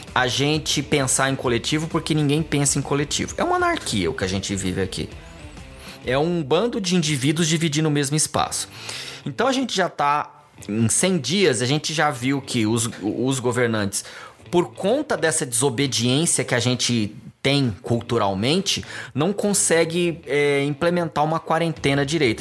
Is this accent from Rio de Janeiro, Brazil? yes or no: no; Goiânia, Goiás, Brazil; now in São Paulo, Brazil; Eu sou uma pessoa que nasci aqui em São Paulo, fui morar em Goiânia.